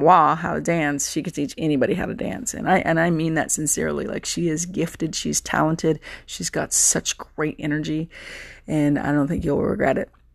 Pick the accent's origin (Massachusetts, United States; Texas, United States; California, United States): Texas, United States; accent: Southern; I'm a Texan